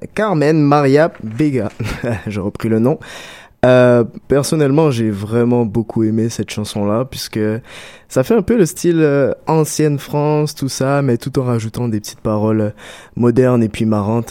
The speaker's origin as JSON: {"language": "French", "country": "Guadeloupe", "said": "en tant que bon Guadeloupéen"}